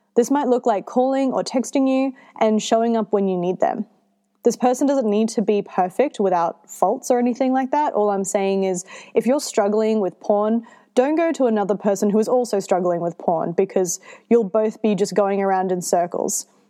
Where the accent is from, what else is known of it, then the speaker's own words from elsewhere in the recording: Australia; I'm Australian